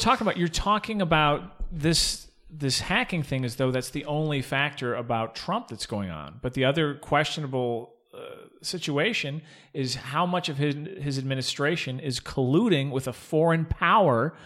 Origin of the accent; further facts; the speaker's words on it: Arizona, United States; moved away; also born or lived in North Carolina; I'm from Arizona, uh, and I lived in North Carolina for a long time